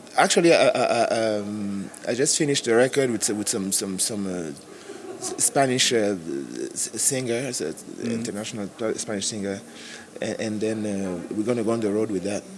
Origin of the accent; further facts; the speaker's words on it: Cameroon; moved away; I'm from Cameroon originally